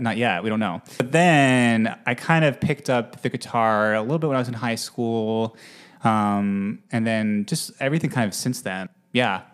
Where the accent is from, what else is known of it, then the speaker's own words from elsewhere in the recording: Utah, United States; also born or lived in Manhattan, New York; now in New York, United States; I'm from Utah originally